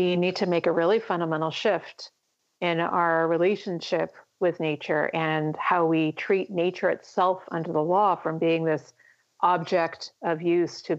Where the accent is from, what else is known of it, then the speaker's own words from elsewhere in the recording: United States; my home country of the United States